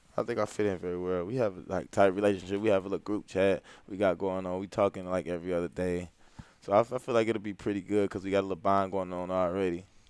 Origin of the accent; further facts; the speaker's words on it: St. Louis, Missouri, United States; growing up in St. Louis, like not too many people like make it out far